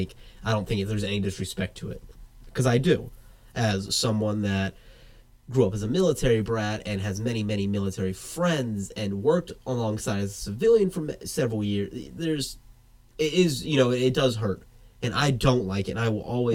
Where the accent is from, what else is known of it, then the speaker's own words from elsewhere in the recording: the South, United States; moved away; I was from the South